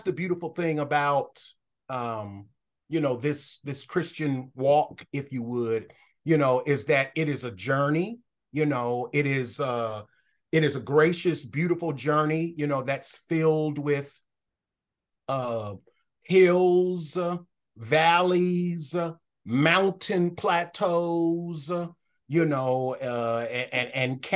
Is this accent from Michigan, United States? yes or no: yes; Detroit, Michigan, United States; moved away as an adult; also born or lived in Philippines / Denton, Texas; I was born and raised in Detroit, Michigan.